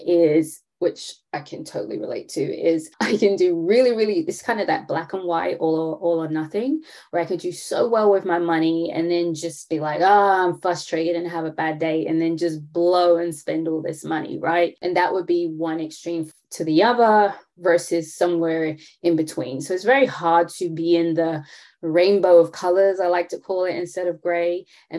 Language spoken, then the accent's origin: English; London, United Kingdom; now in Atlanta, United States; I am from London, born and raised, to Caribbean parent, but I do live in Atlanta